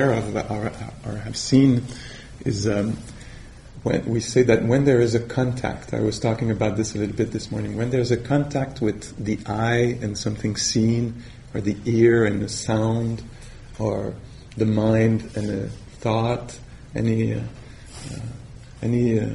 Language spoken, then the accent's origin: English; Canada; accent: French Canadian; English is a second language